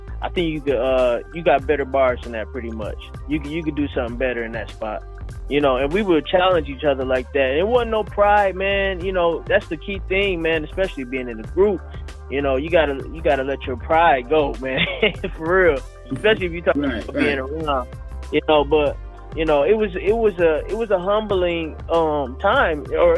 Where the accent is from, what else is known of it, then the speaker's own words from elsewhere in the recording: Detroit, Michigan, United States; You know, especially them being out of Detroit, so you know that was really our home.